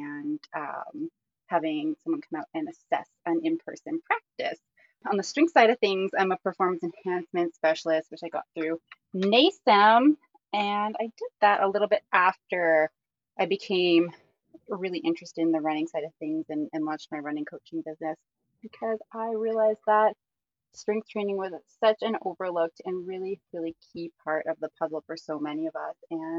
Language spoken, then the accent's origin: English; Airdrie, Alberta, Canada; also born or lived in Hinton, Alberta; I live in Airdrie, Alberta. I just moved back here. This is kind of my hometown.